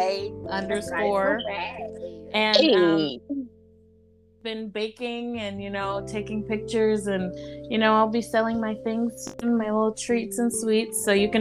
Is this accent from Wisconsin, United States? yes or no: no; Houston, Texas, United States; I'm from Houston, Texas. 25 years old, about to be 26